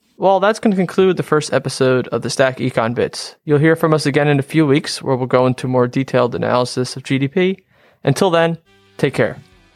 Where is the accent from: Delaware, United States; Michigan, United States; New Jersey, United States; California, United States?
New Jersey, United States; Harrington Park; I'm from, uh, Harrington Park, New Jersey